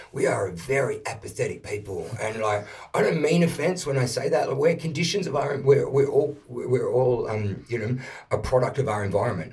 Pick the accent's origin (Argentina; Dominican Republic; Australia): Australia; Perth, Western Australia; now in Melbourne, Australia; I grew up in Perth when I made the move from Perth to Melbourne